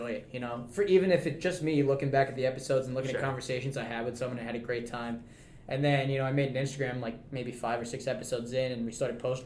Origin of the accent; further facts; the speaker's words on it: New York City, New York, United States; moved away as an adult; now in Utica, United States; I'm originally from Staten Island, New York